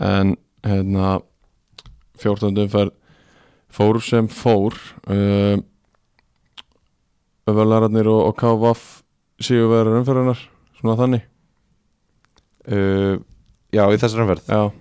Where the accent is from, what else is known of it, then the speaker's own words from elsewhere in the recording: Iceland; Við erum Íslendingar